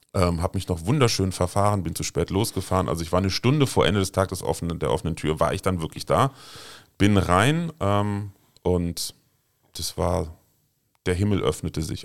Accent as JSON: {"language": "German", "town": "Glees", "region": "Rhineland-Palatinate", "country": "Germany", "tie": "born or raised there", "also_born_or_lived": "Heimersheim", "said": "ich bin auf einem kleinen Dorf in der Nähe von Maria Laach in Glees aufgewachsen"}